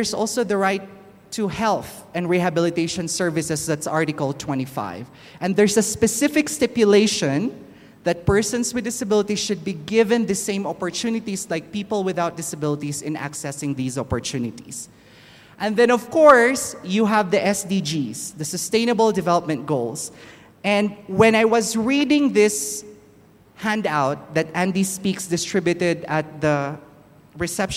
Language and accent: English; Philippines; now in Kenya; I'm originally from the Philippines